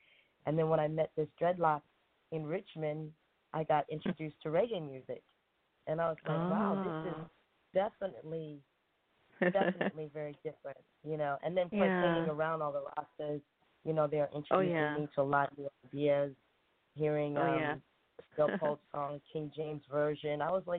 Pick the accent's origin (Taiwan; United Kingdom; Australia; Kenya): Taiwan; born there; I was born in Taiwan. My mother is Taiwanese and my father is Black American.